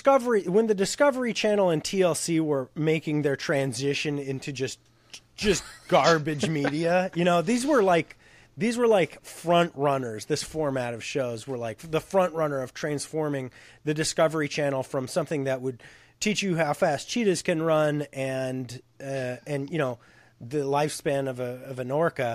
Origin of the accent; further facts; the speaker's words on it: West Coast, United States; Bryce and I grew up on the West Coast.